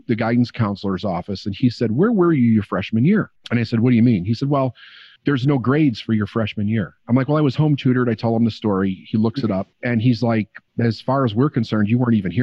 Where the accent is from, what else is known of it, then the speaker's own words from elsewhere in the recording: Chicago, Illinois, United States; also born or lived in Phoenix; I was born and raised in Chicago